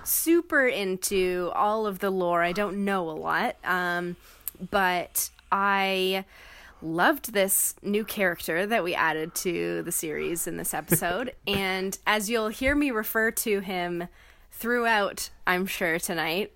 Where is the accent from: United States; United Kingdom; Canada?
Canada; by being Canadian